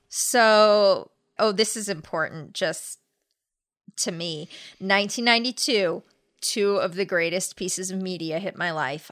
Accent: La Crescenta, California, United States; also born or lived in La Cañada Flintridge, California; La Crescenta, California, which is where I grew up.

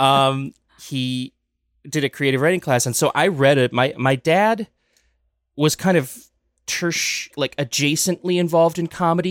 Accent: Dousman, Wisconsin, United States; I grew up halfway between Milwaukee and Madison in Wisconsin in a little town called Dousman

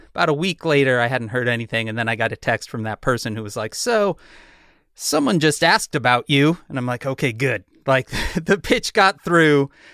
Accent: Chicago, Illinois, United States; I'm from Chicago. I'm from the punk scene in Chicago.

